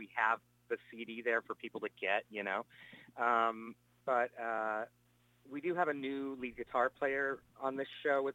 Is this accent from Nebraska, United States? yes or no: yes; Nebraska, United States; I grew up in Nebraska